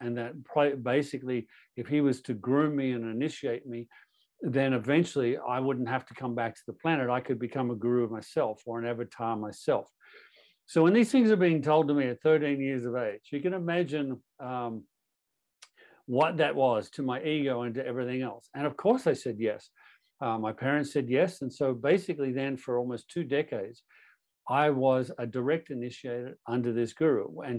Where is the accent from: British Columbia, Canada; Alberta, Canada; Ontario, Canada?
Ontario, Canada; Toronto; also born or lived in Australia; But I was born in Toronto, born and raised in Canada.